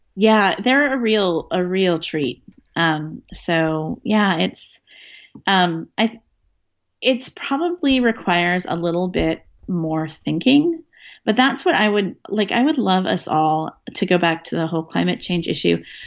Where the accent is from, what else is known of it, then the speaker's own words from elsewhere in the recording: Northern California, United States; now in Seattle, United States; growing up in Northern California